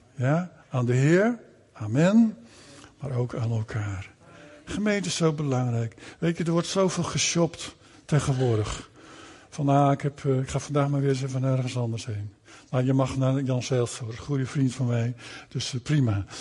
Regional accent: Netherlands; Wij groeiden op in Nederland, hè, want we zijn naar Nederland gekomen.

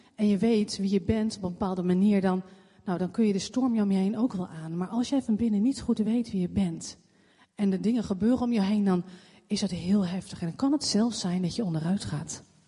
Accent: Leidschendam, South Holland, Netherlands; geboren in Leidsendam

